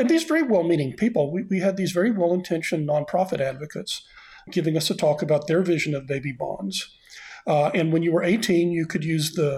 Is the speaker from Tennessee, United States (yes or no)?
no; Austin, Texas, United States; moved away as an adult; I moved back to my hometown of Austin, Texas, to teach at my alma mater, the University of Texas, in 2017, and I'm staying in Austin